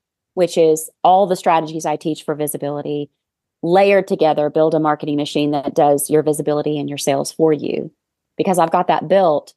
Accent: Arkansas, United States; I am a business and sales coach from Arkansas. I'm sure you can hear my accent.

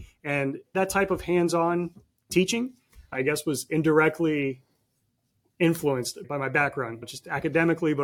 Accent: Miami, Florida, United States; I was born and raised in Miami.

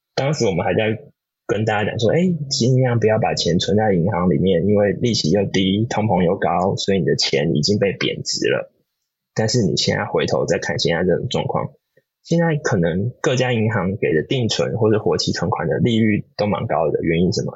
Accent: Taiwan; now in California, United States; 我们身为台湾人

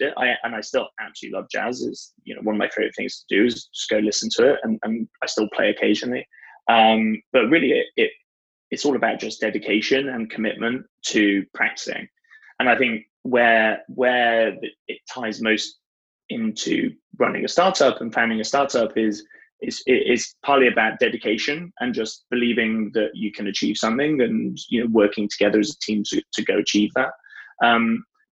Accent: Leeds, Yorkshire and the Humber, United Kingdom; moved away; I grew up in Northern England, in a town called Leeds

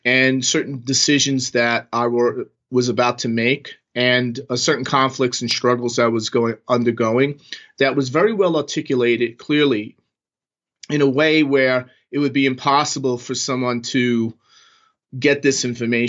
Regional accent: New York, United States; moved away as an adult; also born or lived in Manhattan / Silicon Valley; now in Las Vegas, United States; I'm from New York. I was born and raised in New York, and I lived in Manhattan for a good 15 years

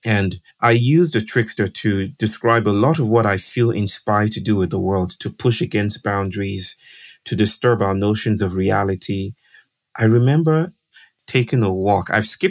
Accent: Nigeria; I grew up in Nigeria, which is west of Africa, and I did a lot of traveling with my family.

